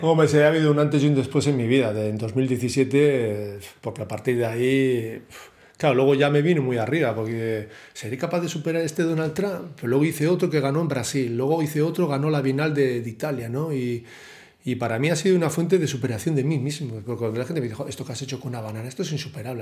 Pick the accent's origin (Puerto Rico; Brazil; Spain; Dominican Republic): Spain; Bilbao, Basque Country; me siento muy reconocido yo aquí en Bilbao. Yo creo que soy profeta en mi tierra